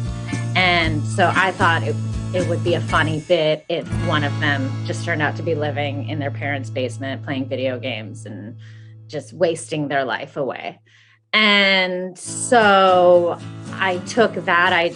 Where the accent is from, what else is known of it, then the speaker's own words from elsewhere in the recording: United States; South Asian Americans